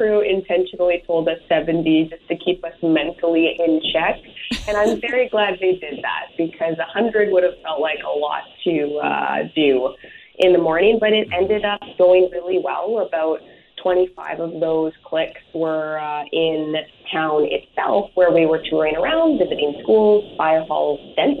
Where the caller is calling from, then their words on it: Campbell River, British Columbia, Canada; I am calling you from Campbell River on beautiful Vancouver Island.